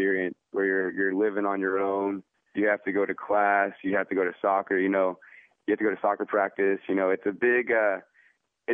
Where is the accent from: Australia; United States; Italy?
United States; Houston, Texas; I'm from Houston. I played for the academy team